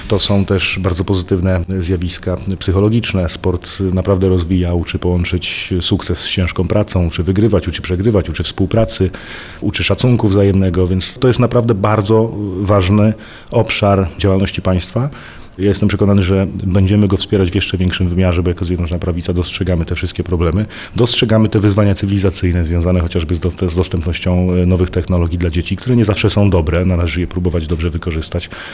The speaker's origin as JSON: {"language": "Polish", "country": "Poland", "tie": "born or raised there", "said": "ja sam urodziłem się i wychowałem, ciągle mieszkam na pograniczu polsko-czeskim"}